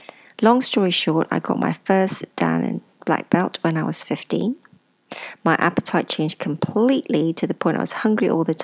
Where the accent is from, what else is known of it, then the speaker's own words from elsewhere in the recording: Ipoh, Perak, Malaysia; born there; And I was born in Ipoh, a small town in Malaysia.